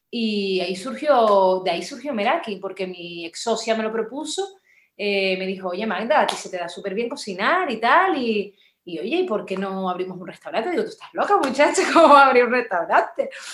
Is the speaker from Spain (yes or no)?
yes; Las Palmas de Gran Canaria, Canary Islands, Spain; also born or lived in Burgos; yo nací en Las Palmas, de Gran Canaria, soy canaria como tú, de nacimiento